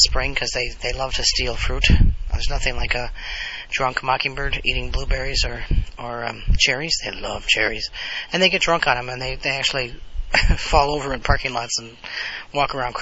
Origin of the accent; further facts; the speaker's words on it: United States; I'm part Native American, part Italian American, but I'm all American.